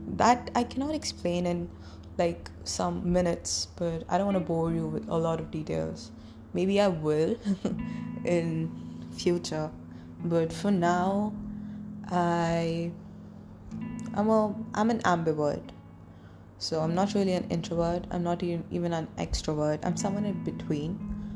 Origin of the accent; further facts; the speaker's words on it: Delhi, India; I'm from Delhi. India